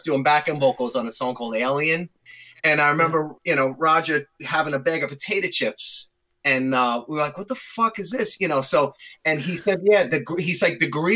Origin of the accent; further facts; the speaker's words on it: Long Island, New York, United States; we're just douchebags from Long Island